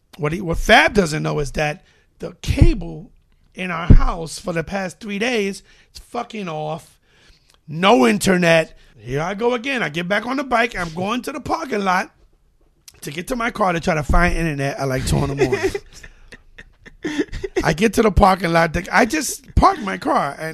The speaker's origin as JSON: {"language": "English", "town": "New York City", "region": "New York", "country": "United States", "said": "104th Street between Columbus and Amsterdam"}